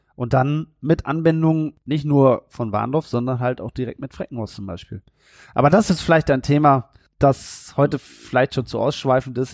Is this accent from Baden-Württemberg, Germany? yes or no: no; Warendorf, North Rhine-Westphalia, Germany; Ich bin ja gebürtiger Neuwarndorfer.